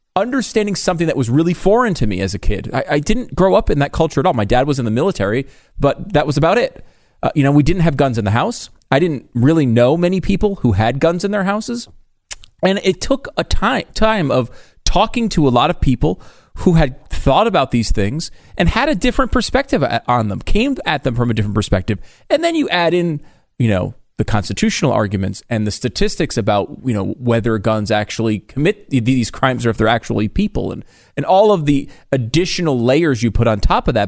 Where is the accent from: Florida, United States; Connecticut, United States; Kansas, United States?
Connecticut, United States; I grew up in Connecticut